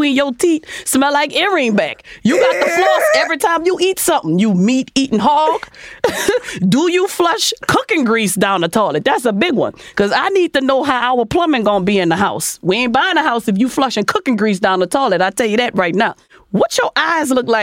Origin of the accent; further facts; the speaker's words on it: New Orleans, Louisiana, United States; I'm from New Orleans